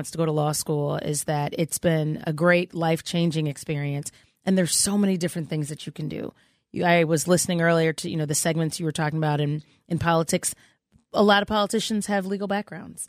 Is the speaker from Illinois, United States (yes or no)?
yes; Chicago, Illinois, United States; I'm from Chicago